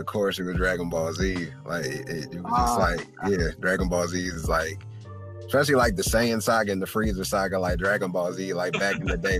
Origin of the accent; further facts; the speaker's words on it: Detroit, Michigan, United States; I'm a kid from Detroit.